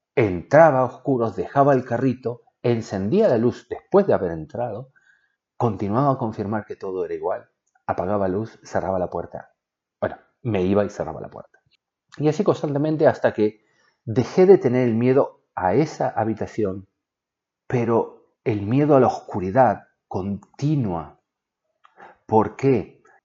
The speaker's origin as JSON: {"language": "Spanish", "country": "Argentina", "tie": "born or raised there", "said": "Yo soy de Argentina y vivíamos en una casa"}